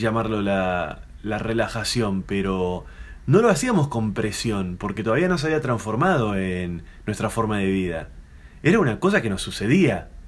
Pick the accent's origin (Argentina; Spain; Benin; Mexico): Argentina; como buen argentino